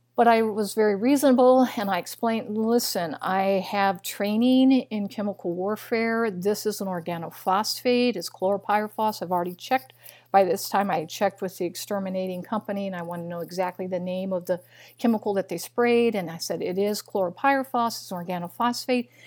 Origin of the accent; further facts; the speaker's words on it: Missouri, United States; moved away; also born or lived in Illinois; I was raised in Missouri. I'm just a little girl from Missouri